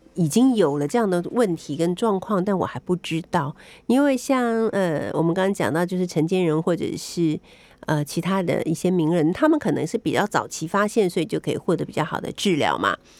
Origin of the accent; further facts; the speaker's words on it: Taiwan; 我们台湾人很喜欢吃的东西